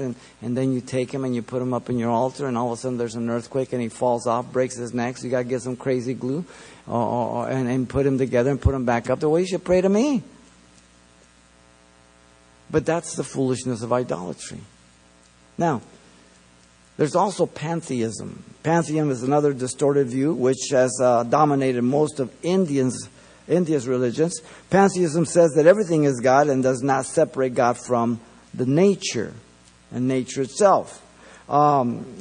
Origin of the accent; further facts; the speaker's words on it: Mexico City, Mexico; now in United States; I was born in Mexico City